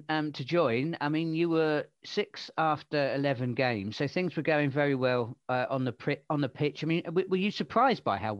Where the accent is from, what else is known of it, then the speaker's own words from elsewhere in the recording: Portsmouth, South East England, United Kingdom; Fratton Park, the home of Portsmouth Football Club, my hometown team.